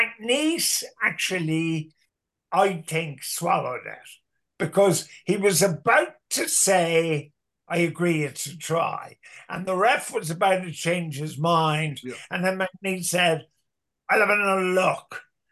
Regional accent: Cork, Munster, Ireland; accent: Cork accent; now in Dublin, Ireland; But when I came from Cork to Dublin, none of the girls would dance with me because of my Cork accent. So I promptly changed my Cork accent to a melodious Dublin accent.

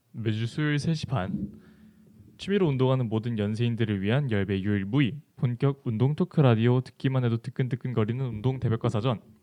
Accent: Jeju Island, South Korea; moved away; 제 본가는 제주도에 있습니다. 사실 제가 제주도 사람이라

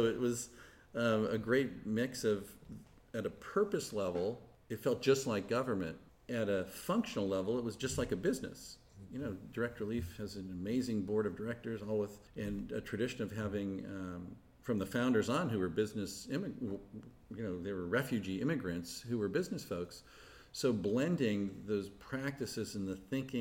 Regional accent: Palo Alto, California, United States; also born or lived in Wisconsin / Thailand; we rented a little house in Palo Alto, which at the time was a small, sleepy college town. So when my dad was killed, we ended up staying in Palo Alto. So that's where I grew up

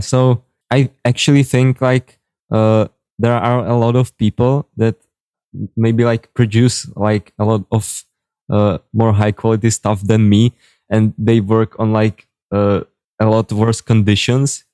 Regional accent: Czechia; first language Czech; English is a second language; I'm from the Czech Republic

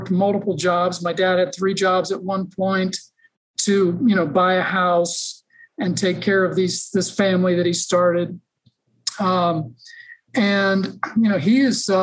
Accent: Westerville, Ohio, United States; I was born and raised in the Columbus, Ohio area. Actually grew up in a suburb called Westerville, Ohio.

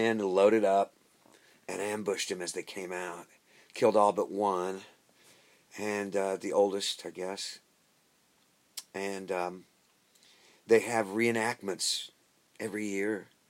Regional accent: Coffeyville, Kansas, United States; moved away as an adult; Three brothers lying dead in Coffeyville. That's my hometown.

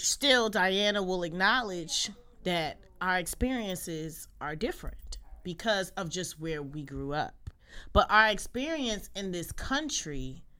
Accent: Jersey City, New Jersey, United States; my experience as a Black girl growing up in Jersey City

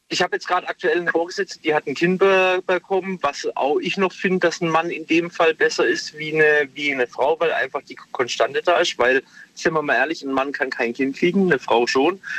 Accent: Pforzheim, Baden-Württemberg, Germany; Genau, ich komme aus Pforzheim.

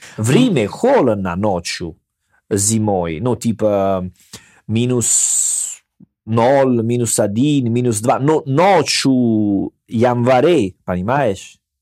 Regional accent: Salerno, Campania, Italy; Russian is a second language; moved away as an adult; now in Russia; я в мой родной городе, Салерно

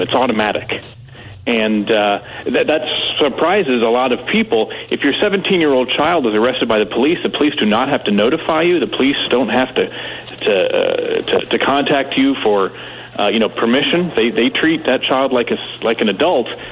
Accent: North Carolina, United States; I grew up in North Carolina

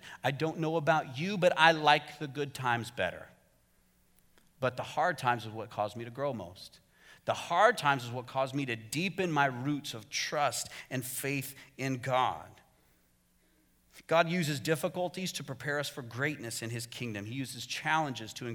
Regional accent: Arizona, United States; moved away as an adult; my home state of Arizona because Arizona's weird.

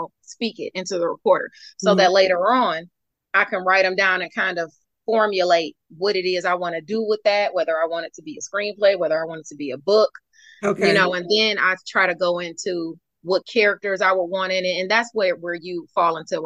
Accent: Detroit, Michigan, United States; I'm from Detroit. I was born in Detroit.

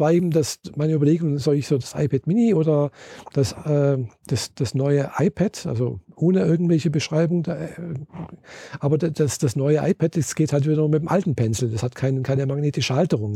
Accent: Germany; ich bin Deutsche, habe meinen Pass hingezeigt

